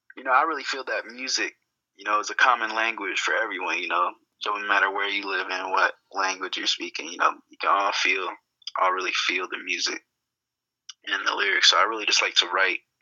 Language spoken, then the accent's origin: English; Grand Rapids, Michigan, United States; moved away as an adult; I was born and raised in Grand Rapids